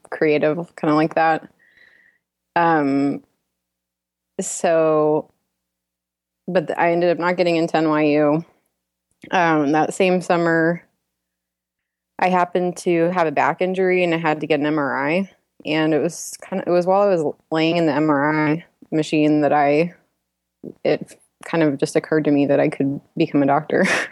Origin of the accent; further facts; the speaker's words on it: Dallas, Texas, United States; now in Houston, United States; I'm from Dallas, Texas